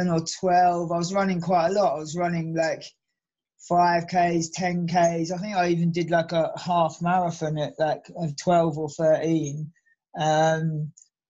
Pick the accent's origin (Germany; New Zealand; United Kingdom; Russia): United Kingdom; Suffolk-Essex border, East of England; also born or lived in Norwich, Norfolk; now in Brighton, United Kingdom; I grew up in like the edge of Suffolk, kind of Suffolk Essex border